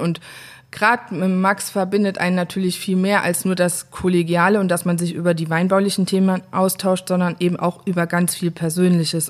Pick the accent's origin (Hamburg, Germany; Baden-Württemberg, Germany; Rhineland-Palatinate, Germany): Rhineland-Palatinate, Germany; Saar; Es ist Saar, aber nicht im Saarland